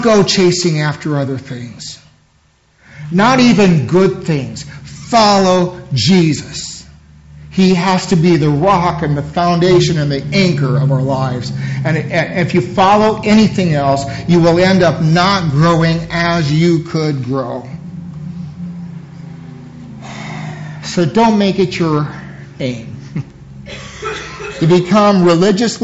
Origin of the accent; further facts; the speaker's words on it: United States; for us as American Christians, we want to go to church, just hear a sermon